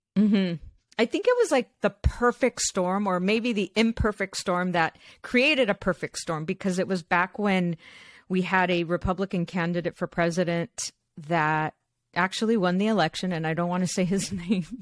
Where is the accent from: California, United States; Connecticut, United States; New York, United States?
California, United States; Los Angeles; I was born here in Los Angeles. My parents are from Mexico